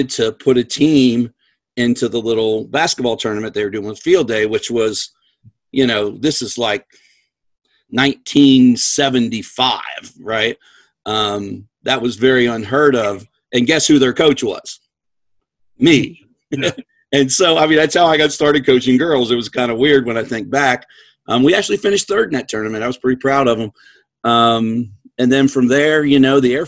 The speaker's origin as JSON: {"language": "English", "region": "Western Maryland", "country": "United States", "tie": "born or raised there", "moved": "yes", "lives_now": "San Antonio, United States", "said": "I grew up in Western Maryland."}